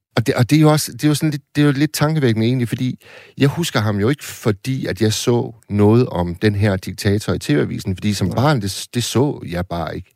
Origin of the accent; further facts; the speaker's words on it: Hirtshals, North Denmark Region, Denmark; da jeg voksede op i slut 70'erne i Hirtals, mm. hvor jeg kommer fra